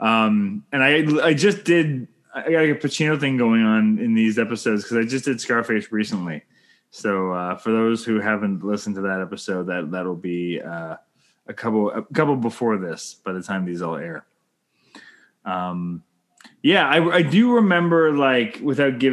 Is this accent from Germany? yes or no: no; Canada; I'm Canadian filmmaker